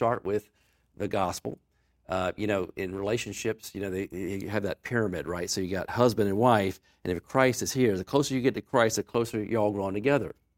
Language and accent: English; Newport News, Virginia, United States; I grew up in Hampton Roads, went to school in Newport News. I was, I was born at Riverside Hospital.